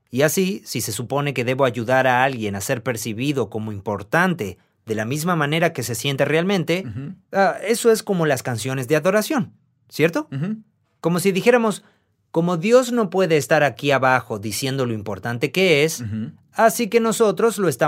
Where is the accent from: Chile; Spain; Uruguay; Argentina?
Argentina; soy de Argentina.